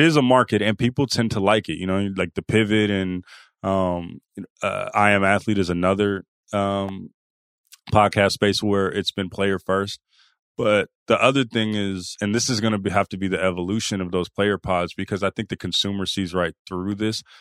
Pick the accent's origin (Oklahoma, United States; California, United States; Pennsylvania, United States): California, United States; Oakland; I'm from the Bay, from Oakland